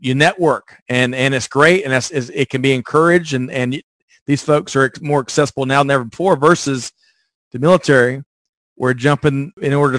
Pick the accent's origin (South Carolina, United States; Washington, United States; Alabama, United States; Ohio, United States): South Carolina, United States; Aiken; moved away as an adult; I was from Aiken, South Carolina. I was an hour and 20 minutes from home.